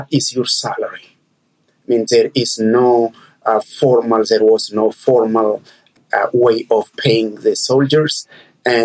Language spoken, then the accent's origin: English; Ethiopia; moved away as an adult; also born or lived in London, United Kingdom; now in United States; I was born and brought up in Ethiopia